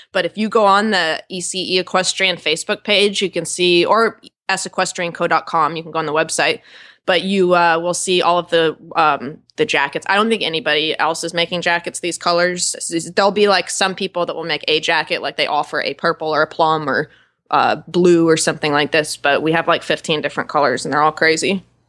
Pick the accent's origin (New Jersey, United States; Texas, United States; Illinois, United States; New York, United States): New York, United States; now in Wellington, United States; I'm from New York